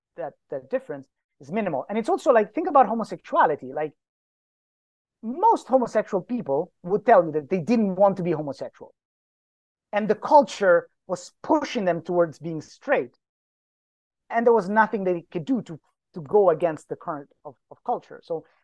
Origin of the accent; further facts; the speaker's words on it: Greenland; I come from Greenland, so I may not be unbiased in my assessment